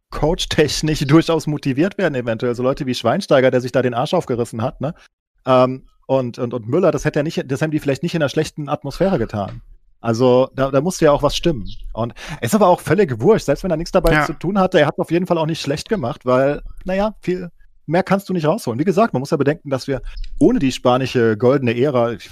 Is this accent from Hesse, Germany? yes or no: yes; Frankfurt, Hesse, Germany; vielleicht auch aufgrund meiner Vereinsprägung, als, als, als Frankfurter.